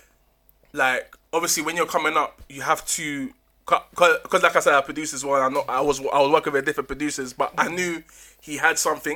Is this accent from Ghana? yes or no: yes; Ghana; I'm from Ghana, innit?